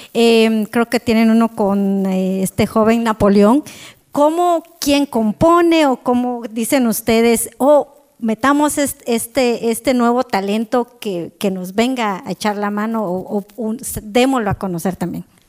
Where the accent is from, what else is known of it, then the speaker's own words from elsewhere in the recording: Quetzaltenango, Guatemala; yo soy de Shela